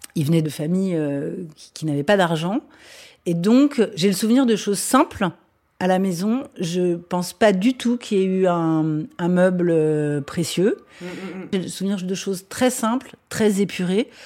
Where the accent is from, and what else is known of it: Vincennes, Île-de-France, France; born or raised there; also born or lived in Les Lilas; now in Paris, France